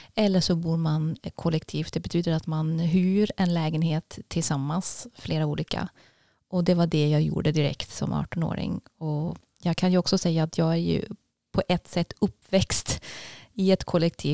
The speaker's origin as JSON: {"language": "Swedish", "town": "Basel", "region": "Basel-Stadt", "country": "Switzerland", "tie": "born or raised there", "also_born_or_lived": "Zürich, Switzerland", "second_language": "Swedish", "moved": "as an adult", "lives_now": "Tidaholm, Sweden", "said": "Det är en timmes tågresa från Basel där jag växte upp."}